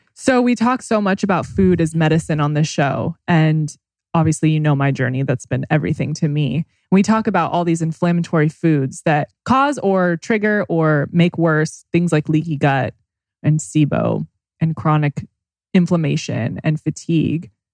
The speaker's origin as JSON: {"language": "English", "town": "Temecula", "region": "California", "country": "United States", "tie": "born or raised there", "said": "we grew up together in Temecula"}